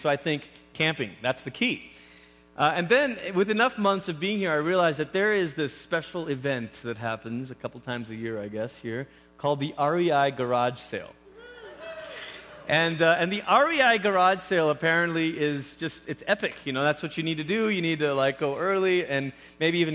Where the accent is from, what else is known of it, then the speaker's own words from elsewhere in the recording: Malaysia; moved away as an adult; also born or lived in Oregon / Oklahoma; now in Colorado, United States; I grew up in Malaysia